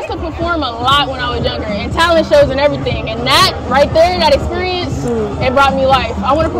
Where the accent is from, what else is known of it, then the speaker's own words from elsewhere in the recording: Compton, California, United States; I'm a female artist, and I'm from Compton.